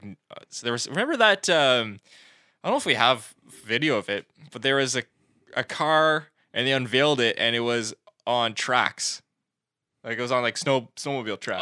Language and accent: English; Canada; we're not, we're Canadian